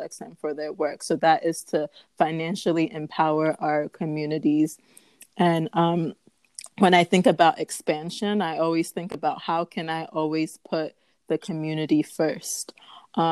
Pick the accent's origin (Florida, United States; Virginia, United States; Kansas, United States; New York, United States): New York, United States; upstate; also born or lived in Ghana; I was born in upstate New York. And then as a baby, I went right back to Ghana.